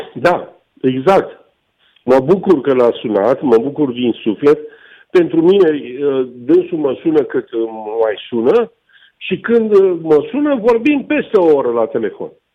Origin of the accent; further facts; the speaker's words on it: Romania; pentru mine ca român